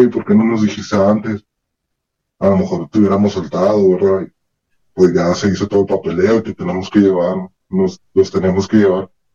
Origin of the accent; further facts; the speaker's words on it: Ciudad Juárez, Chihuahua, Mexico; soy de Ciudad Juárez